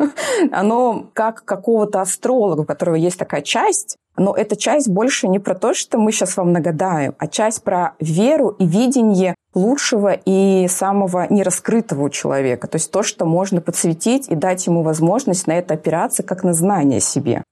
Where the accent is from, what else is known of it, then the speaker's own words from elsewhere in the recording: Urals, Russia; moved away as an adult; also born or lived in Moscow; я с Урала